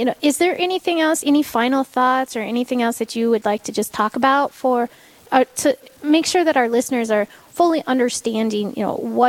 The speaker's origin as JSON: {"language": "English", "town": "Meade County", "country": "United States", "tie": "born or raised there", "said": "I was born and raised in Meade County, so there's that."}